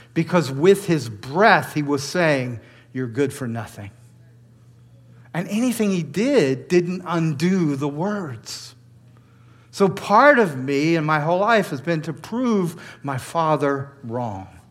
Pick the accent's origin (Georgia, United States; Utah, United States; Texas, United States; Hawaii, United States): Georgia, United States; the South; moved away as an adult; now in New York, United States; I grew up in the South